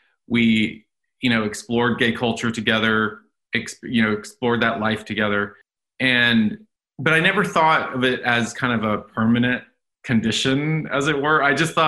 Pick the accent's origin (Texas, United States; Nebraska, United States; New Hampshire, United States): Texas, United States; Dallas; Born {S1} and raised in Dallas, Texas, in a Roman Catholic family. Went to Catholic schools my whole life, Jesuit schools in Dallas